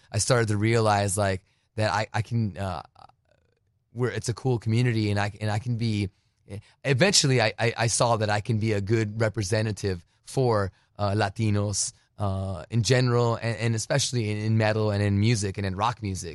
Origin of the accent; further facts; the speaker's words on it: Douglas, Arizona, United States; also born or lived in Phoenix, Arizona / New Jersey; now in California, United States; I was born in Phoenix, but raised on the border